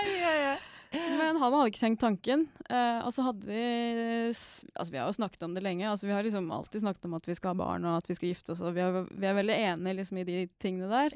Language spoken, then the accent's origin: Norwegian; Norway; jeg er nordmann